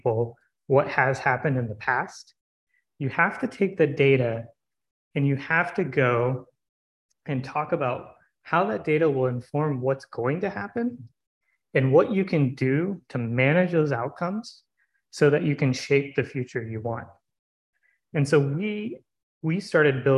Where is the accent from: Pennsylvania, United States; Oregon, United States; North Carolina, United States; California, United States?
North Carolina, United States; Raleigh; I was born and raised in Raleigh